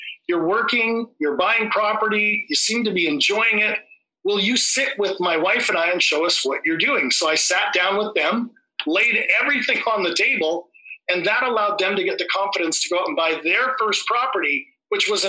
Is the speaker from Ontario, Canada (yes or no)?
no; Vancouver, British Columbia, Canada; I'm from Vancouver, Canada